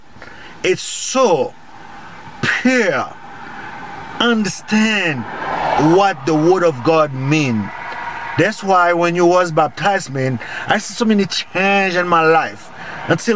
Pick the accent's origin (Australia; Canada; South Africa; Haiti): Haiti; I'm from Haiti.